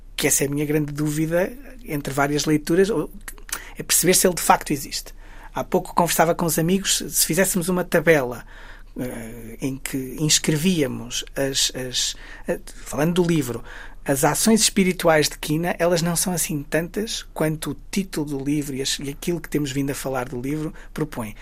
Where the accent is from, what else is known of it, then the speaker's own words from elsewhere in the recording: Guimarães, Norte, Portugal; Eu sou, sou, sou de Guimarães, sou do Entre Douro e Minho